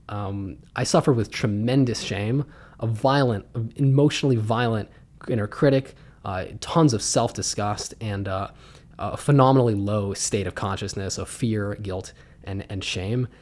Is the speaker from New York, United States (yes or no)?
no; Pittsburgh, Pennsylvania, United States; I was raised in Pittsburgh, Pennsylvania.